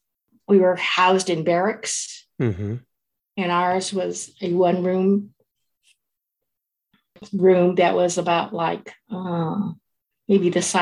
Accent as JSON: {"language": "English", "town": "Fresno", "region": "California", "country": "United States", "tie": "born or raised there", "said": "I was born in Fresno, California."}